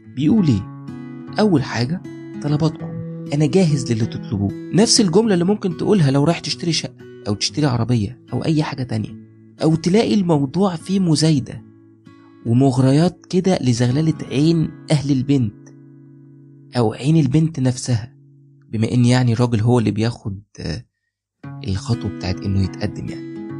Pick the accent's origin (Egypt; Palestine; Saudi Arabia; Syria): Egypt; عندنا في مصر